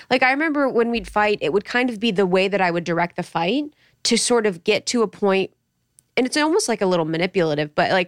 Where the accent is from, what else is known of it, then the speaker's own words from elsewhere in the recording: Ohio, United States; I'm from Ohio